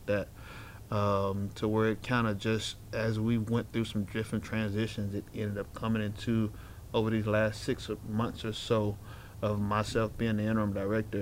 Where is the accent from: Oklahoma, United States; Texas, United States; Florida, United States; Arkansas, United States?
Arkansas, United States; Little Rock; I grew up here in Little Rock, single parent home